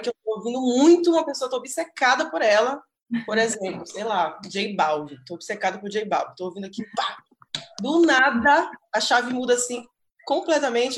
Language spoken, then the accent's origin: Portuguese; Belém, Pará, Brazil; moved away; que é lá uma banda de Belém, do Pará e tal, de onde eu sou